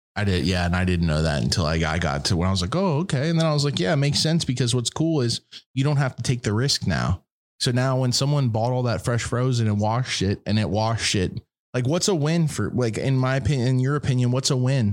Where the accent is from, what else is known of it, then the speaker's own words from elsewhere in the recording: East Coast, United States; I'm from the East Coast